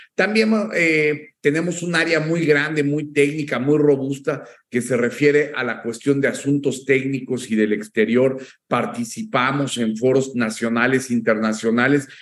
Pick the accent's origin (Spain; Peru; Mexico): Mexico; teníamos seis días de vacaciones como mexicanos